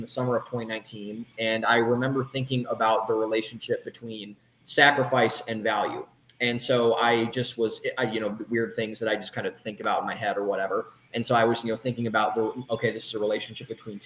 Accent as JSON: {"language": "English", "town": "Cleveland", "region": "Ohio", "country": "United States", "tie": "born or raised there", "also_born_or_lived": "Columbus, Ohio / Boston, Massachusetts", "moved": "as an adult", "lives_now": "Austin, United States", "said": "I was born in Cleveland, Ohio, was raised up there for the first 18 years of my life"}